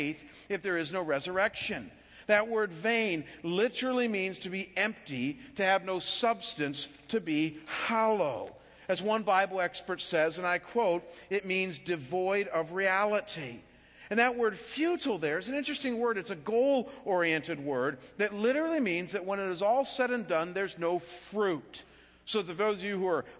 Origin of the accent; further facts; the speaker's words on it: Chagrin Falls, Ohio, United States; moved away; living back in my hometown of Chagrin Falls, just outside of Cleveland, Ohio